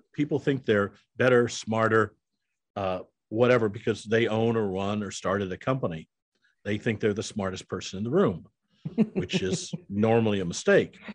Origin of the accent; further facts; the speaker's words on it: Iowa, United States; I'm a Midwestern boy. I grew up in Iowa